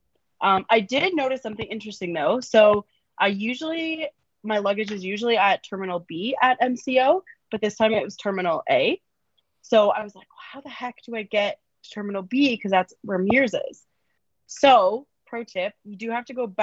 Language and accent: English; Canada; I'm Canadian